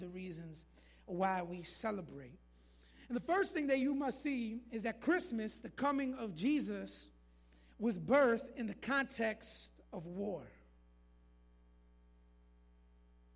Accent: Florida, United States; moved away; I'm originally from Florida

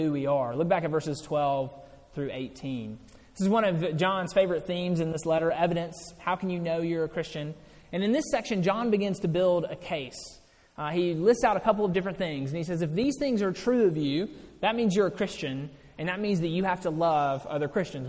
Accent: Mississippi, United States; I grew up in Mississippi.

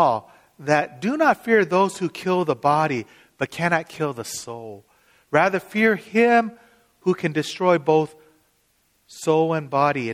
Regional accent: Seattle, Washington, United States; I'm from Seattle

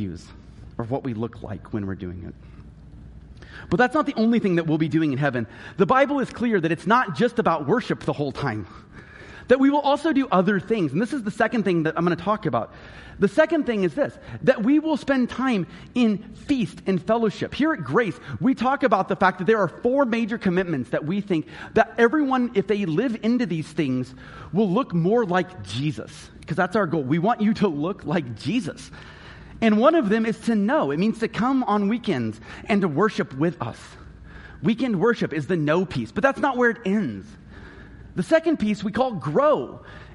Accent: Missouri, United States; I grew up in Missouri

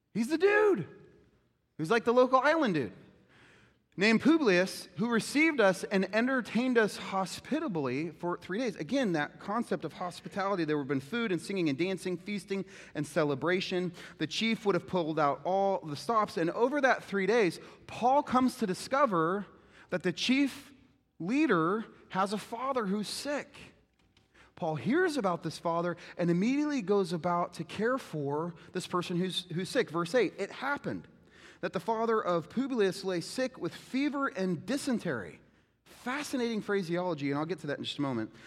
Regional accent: United States; we're not American Christians, we're Christian Americans

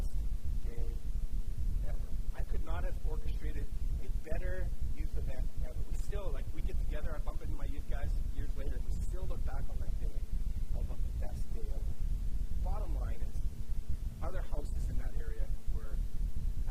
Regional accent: Moose Jaw, Saskatchewan, Canada; my hometown of Moose Jaw, Saskatchewan.

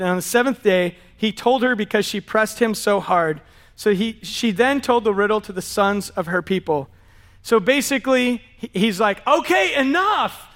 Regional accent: San Diego, California, United States; we're from San Diego

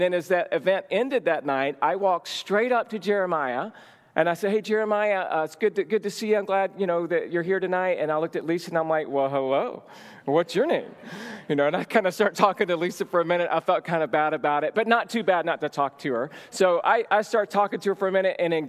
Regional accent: Georgia, United States; moved away as an adult; also born or lived in Los Angeles; I'm from Georgia originally, moved out to go to seminary and to Los Angeles

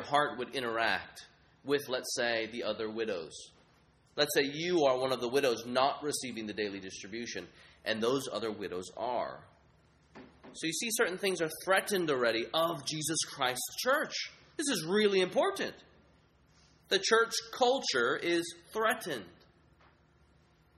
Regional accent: United States; I'm a Chinese American. I grew up here in the American context

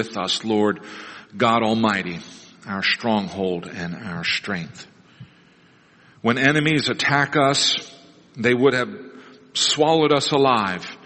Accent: Neosho, Missouri, United States; when I was a kid growing up in Neosho, Missouri

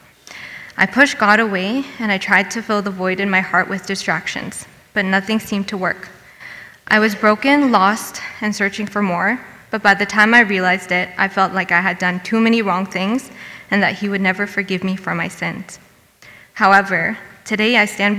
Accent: Hamilton, Ontario, Canada; I was born and raised in Hamilton

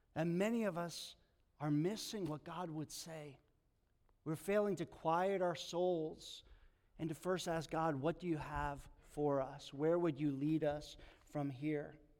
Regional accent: New York, United States; moved away as an adult; also born or lived in Long Island / Bodega Bay; I grew up in New York, childhood, kind of went to college in Long Island

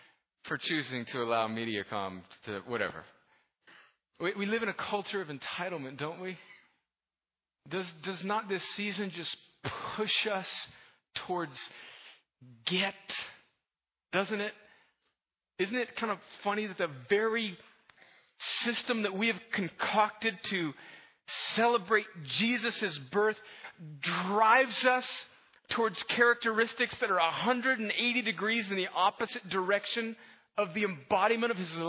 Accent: United States; but I am a American red-blooded male, and I am a football fan.

